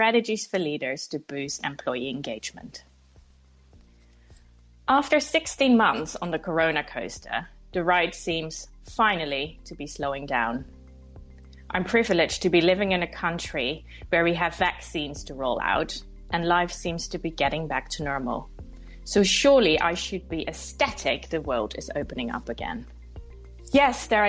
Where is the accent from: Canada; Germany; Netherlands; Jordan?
Netherlands; moved away as an adult; now in London, United Kingdom; I'm from the Netherlands where I spent the first 20 years of my life